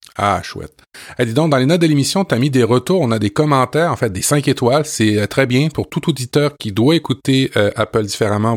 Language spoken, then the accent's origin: French; France; now in Quebec, Canada; je suis né en France et je suis un expatrié français au Québec